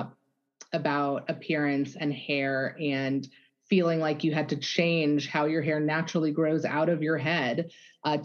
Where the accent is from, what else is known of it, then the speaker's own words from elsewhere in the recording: Germany; moved away; So was born and raised in Germany.